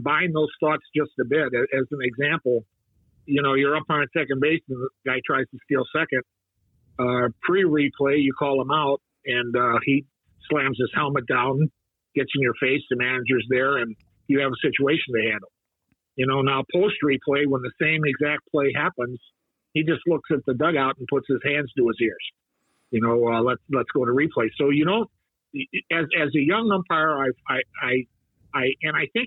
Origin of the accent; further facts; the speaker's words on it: St. Louis, Missouri, United States; I grew up in St. Louis, wanted to be the next Stan Musial